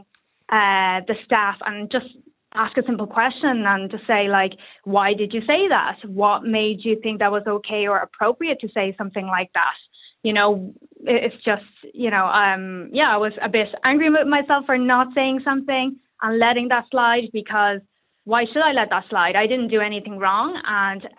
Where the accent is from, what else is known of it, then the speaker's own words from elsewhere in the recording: Ireland; I grew up in Ireland, I was raised in Ireland. I've been in Ireland for the last 27 years.